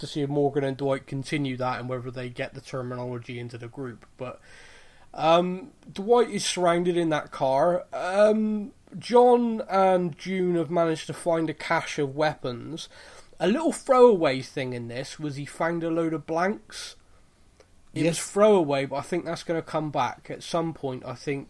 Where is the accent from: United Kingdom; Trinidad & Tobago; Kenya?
United Kingdom; being a Brit